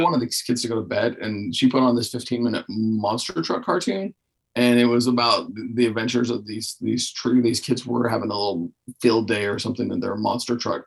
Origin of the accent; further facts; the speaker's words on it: Texas, United States; now in Arkansas, United States; I come from Texas